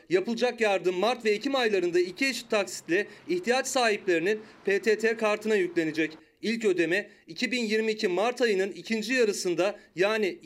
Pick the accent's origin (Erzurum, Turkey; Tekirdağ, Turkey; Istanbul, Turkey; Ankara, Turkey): Erzurum, Turkey; Karayazı; Karayazılıyım. Ya orası 3 ay yaz, 3 ay ayaz geri kalan hep bembeyaz. Bir de oranın soğuğu çok serttir.